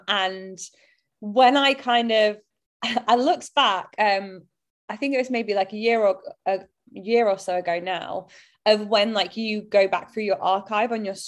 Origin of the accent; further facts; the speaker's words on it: Bolton, North West England, United Kingdom; accent: Bolton; And I tried to change my accent. Now, naturally, over time, it has diluted as I've not lived there. But I just look back and I think it's such a shame because now I hear like my friends who stayed there and my family, and I love the Bolton accent